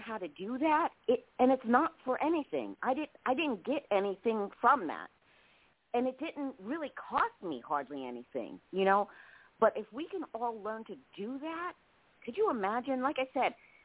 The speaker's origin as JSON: {"language": "English", "town": "New York City", "region": "New York", "country": "United States", "tie": "born or raised there", "said": "I'm from Brooklyn and, you know, I was raised, you know, a rough way."}